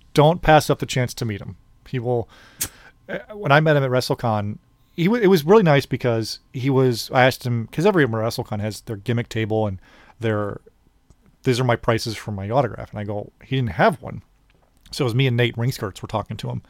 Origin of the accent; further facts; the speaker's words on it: Orland Park, Illinois, United States; I'm from Orland Park